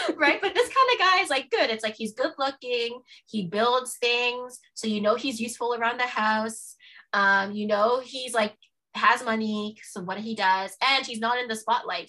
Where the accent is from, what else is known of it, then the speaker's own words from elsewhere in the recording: Toronto, Ontario, Canada; also born or lived in Halifax, Nova Scotia; I grew up when we moved from Halifax to Toronto. Like I grew up in Scarborough